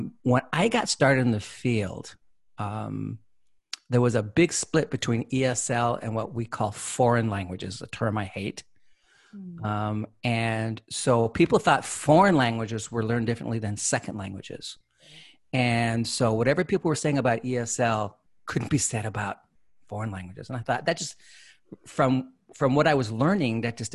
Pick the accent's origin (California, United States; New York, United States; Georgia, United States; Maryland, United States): California, United States; San Jose; I grew up here in California. I'm originally from the San Jose, South Bay area